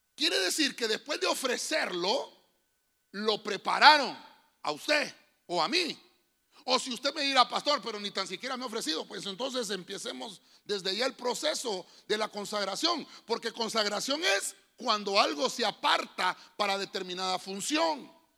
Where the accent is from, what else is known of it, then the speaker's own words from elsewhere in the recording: Honduras; Todos somos mayas porque somos de Honduras